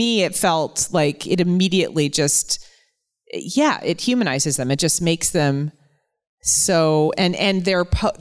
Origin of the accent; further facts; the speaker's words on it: the North, United States; as a Northerner coming to the South